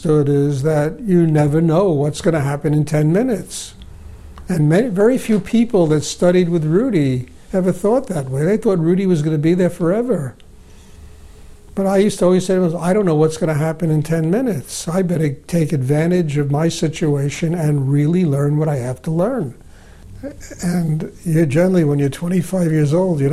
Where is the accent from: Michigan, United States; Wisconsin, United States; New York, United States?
New York, United States; New York City; I was born in the Bronx. I grew up on the streets.